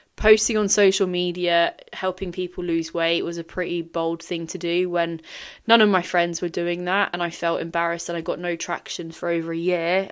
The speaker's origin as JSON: {"language": "English", "country": "Singapore", "tie": "born or raised there", "said": "I grew up in Singapore"}